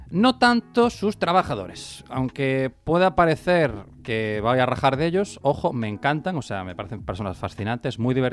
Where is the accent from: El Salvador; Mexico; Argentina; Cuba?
Cuba; now in New York, United States; Y tío, bueno, sí, yo soy cubano, pero soy un cubano diferente y me mudé a Nueva York